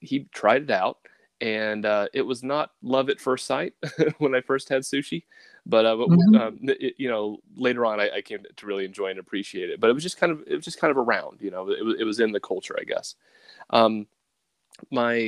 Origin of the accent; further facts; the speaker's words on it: Lynchburg, Tennessee, United States; moved away as an adult; also born or lived in Japan; now in upstate New York, United States; My hometown is actually Lynchburg, Tennessee, which is where Jack Daniels comes from